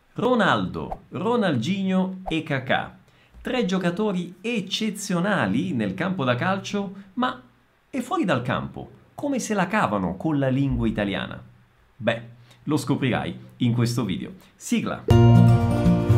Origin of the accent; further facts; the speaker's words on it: Italy; accent: Italian; Io magari parlo in portoghese e si sente la mia origine italiana, il mio accento un po' italiano